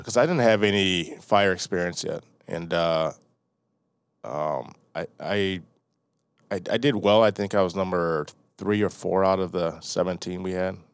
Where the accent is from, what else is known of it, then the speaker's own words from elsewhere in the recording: Delavan, Wisconsin, United States; moved away as an adult; also born or lived in Milwaukee, Wisconsin / University Park, Illinois / Chicago, Illinois; moved to Delavan, Wisconsin. It's over by Lake Geneva, between Janesville and Lake Geneva.